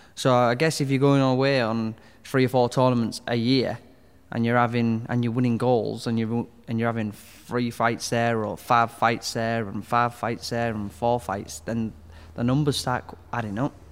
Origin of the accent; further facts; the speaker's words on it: Hull, Yorkshire and the Humber, United Kingdom; I grew up in Hull in Westhull